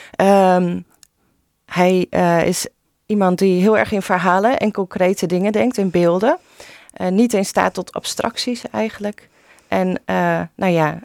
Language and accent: Dutch; Vlaardingen, South Holland, Netherlands; also born or lived in Maassluis; ik ben zelf opgegroeid in Vlaardingen en mijn sluis.